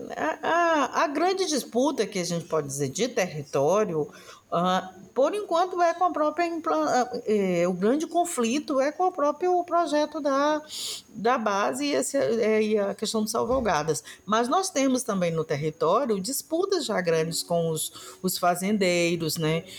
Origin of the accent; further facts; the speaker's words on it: Alcântara, Maranhão, Brazil; eu sou lá de, de Itamatatiba, Alcântara